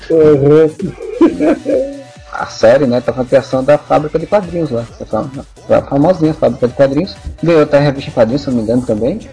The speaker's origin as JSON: {"language": "Portuguese", "town": "João Pessoa", "region": "Paraíba", "country": "Brazil", "said": "Eu sou de João Pessoa, Paraíba Nordeste"}